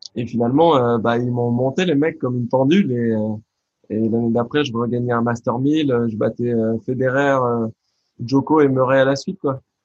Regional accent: France; un garçon comme moi, bah, né en France, euh, français, de culture française, 100% presque

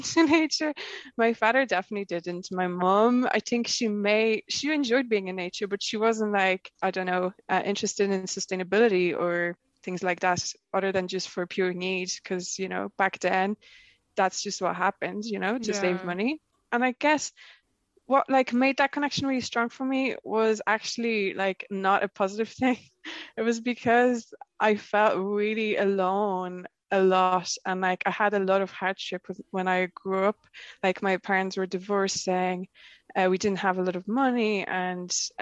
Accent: Łódź, Łódź Voivodeship, Poland; moved away; I grew up in Poland, I was born in Lodz

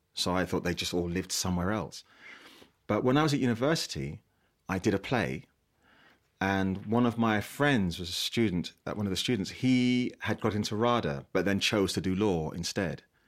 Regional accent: London, United Kingdom; I grew up in South East London, grew up in an estate in South East London

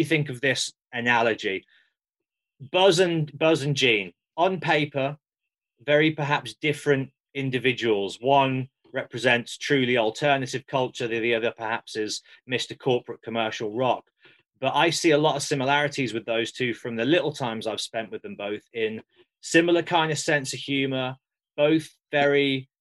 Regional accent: Birmingham, West Midlands, United Kingdom; it's good to be from Birmingham

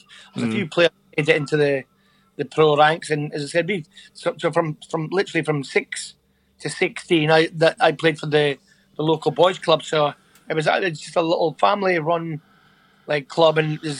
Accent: Mintlaw, Scotland, United Kingdom; also born or lived in Aberdeen; I lived in a little between Fraserburgh and Peterhead called Mintlaw. Yeah. So I grew up in a little village

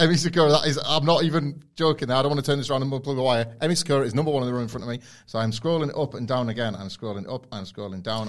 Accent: United Kingdom; we're Brits

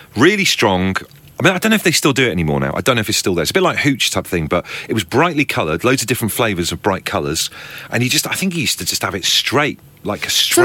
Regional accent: Devon, South West England, United Kingdom; I grew up in Devon

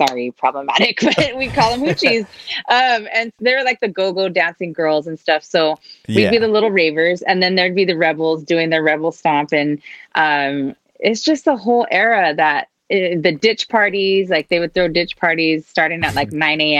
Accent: Alhambra, California, United States; I'm from the SGV, San Gabriel Valley. I live in Alhambra. I'm from Alhambra.

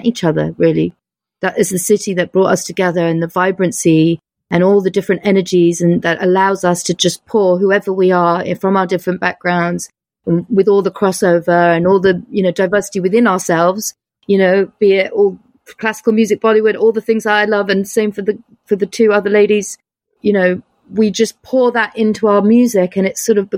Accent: London, United Kingdom; moved away as an adult; also born or lived in United States / France / Spain; now in New York, United States; I'm from London

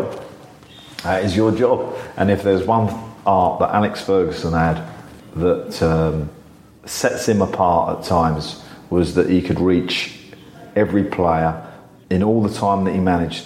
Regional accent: England, United Kingdom; as an Englishman

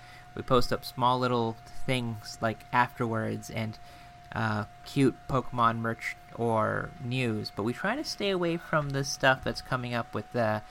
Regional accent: United States; because we are American.

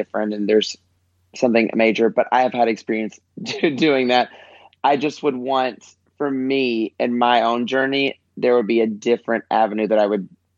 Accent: Newport, Arkansas, United States; also born or lived in Studio City, Los Angeles; now in Los Angeles, United States; I'm from Arkansas, like really small town, like just above 7,000 people, Arkansas

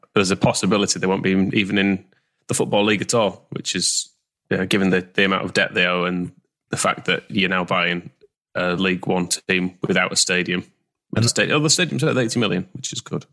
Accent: Wakefield, Yorkshire and the Humber, United Kingdom; I'm from Wakefield

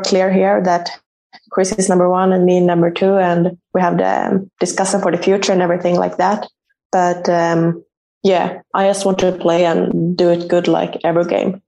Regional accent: Uppsala, Uppsala County, Sweden; moved away as an adult; moved back to my hometown uh, and played for Uppsala

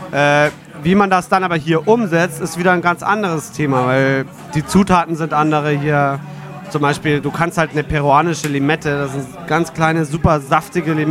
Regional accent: Eichstätt, Bavaria, Germany; Äh, ich bin aus Eichstätt im Altmühltal.

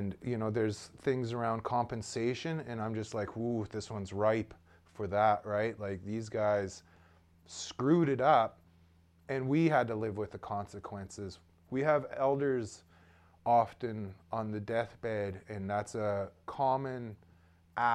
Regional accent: Haida Gwaii, British Columbia, Canada; born and raised here on Haida Gwaii

